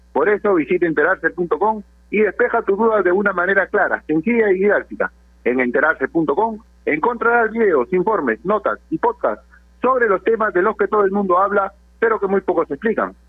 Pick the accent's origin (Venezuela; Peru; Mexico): Peru; como comunicadores y principalmente como peruanos